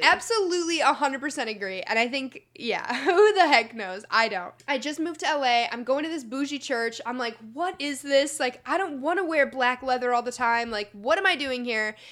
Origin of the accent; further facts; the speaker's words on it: Chicago, Illinois, United States; also born or lived in Indiana; now in Los Angeles, United States; I'm from Chicago originally. I'm going to school in Indiana.